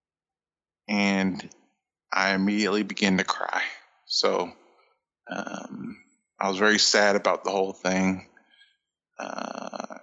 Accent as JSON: {"language": "English", "region": "Indiana", "country": "United States", "said": "I am from Indiana"}